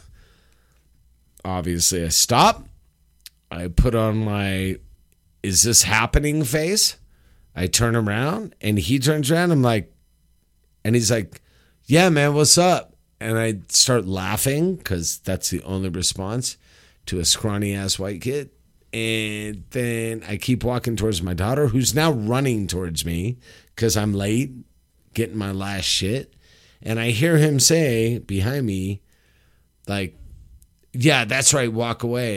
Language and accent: English; Los Angeles, California, United States; moved away; Los Angeles